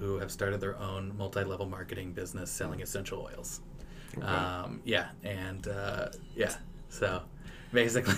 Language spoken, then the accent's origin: English; Claremore, Oklahoma, United States; also born or lived in Tulsa, Oklahoma / Los Angeles; I grew up in Claremore, and Claremore, Oklahoma.